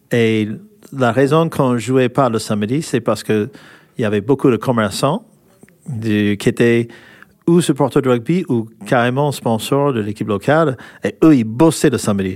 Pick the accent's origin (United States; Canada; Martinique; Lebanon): United States; California; French is a second language; moved away as an adult; now in France; je suis américain, des Californies